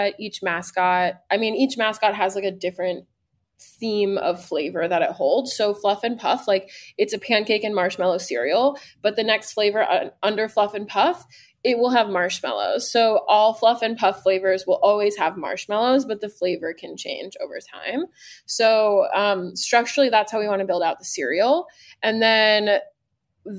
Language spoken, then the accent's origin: English; Arizona, United States; moved away; I'm from Arizona originally